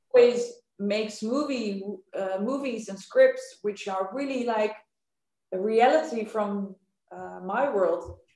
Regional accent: Amsterdam, North Holland, Netherlands; I am from Amsterdam.

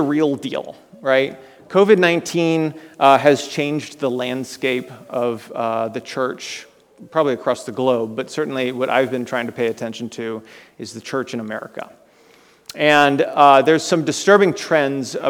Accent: Florida, United States; moved away as an adult; also born or lived in Kentucky; I grew up there, spent 17 years in Florida, right? But then I really spent years in the state of Kentucky

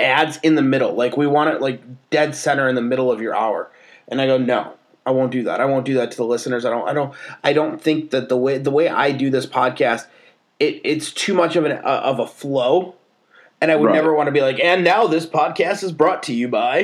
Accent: Chicago, Illinois, United States; We're from Chicago

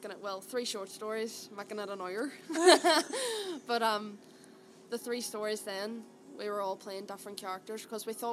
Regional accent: Derry, Northern Ireland, United Kingdom; accent: Derry; my Derry accent

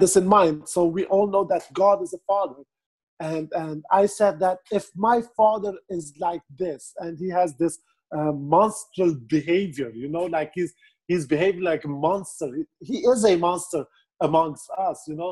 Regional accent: Beirut, Beirut Governorate, Lebanon; I'm from Beirut, Lebanon

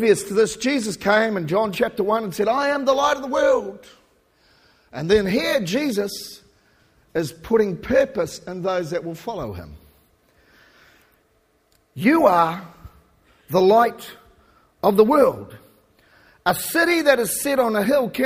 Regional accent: New Zealand; moved away; we're from New Zealand.

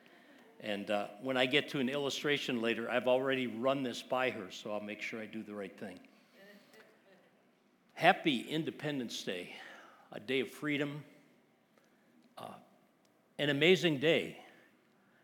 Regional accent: Wisconsin, United States; I grew up in Wisconsin

